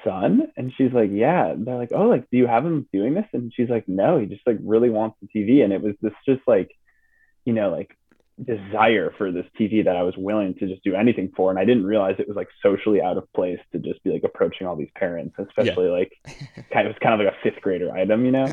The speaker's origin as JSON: {"language": "English", "area": "outside of Boston", "region": "Massachusetts", "country": "United States", "tie": "born or raised there", "moved": "yes", "said": "my parents are from Midwest, but we grew up on the East Coast outside of Boston"}